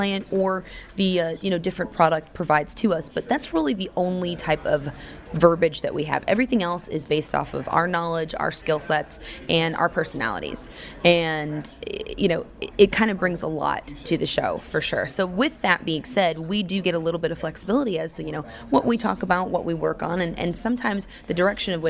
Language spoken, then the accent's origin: English; Daytona Beach, Florida, United States; I'm actually originally from Daytona Beach, Florida